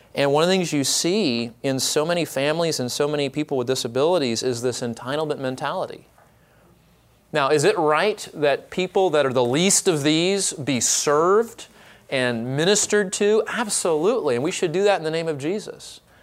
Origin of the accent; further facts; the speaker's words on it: Orange County, California, United States; now in Dallas Fort Worth area, United States; I am from Orange County